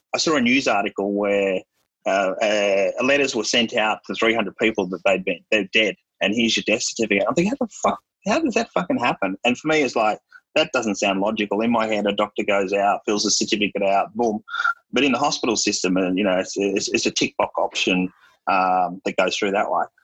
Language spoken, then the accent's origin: English; Melbourne, Victoria, Australia; I was raised in Melbourne